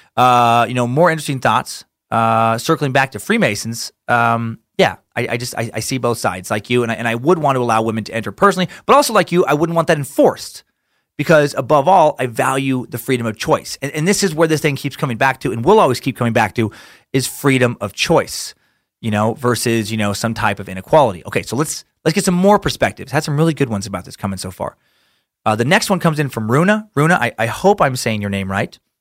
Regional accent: Idaho, United States; my home state

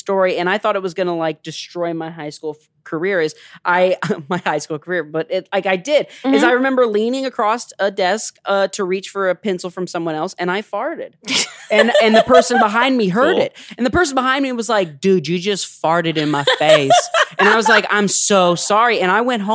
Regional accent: Ohio, United States; I grew up in Ohio. Things are different where I'm from

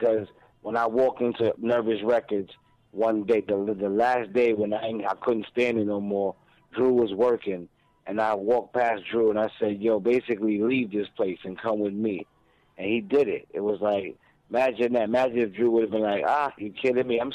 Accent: Brooklyn, New York, United States; I'm from Brooklyn. I'm from Brooklyn.

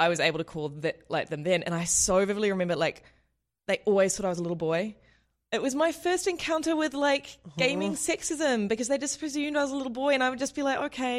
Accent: New Zealand; moved away; Yeah, I was calling from New Zealand.

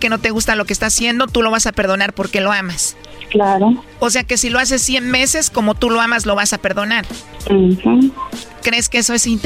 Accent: Colombia; yo soy colombiano.

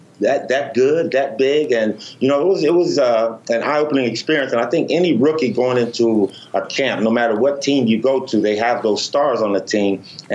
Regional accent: Los Angeles, California, United States; growing up in Los Angeles

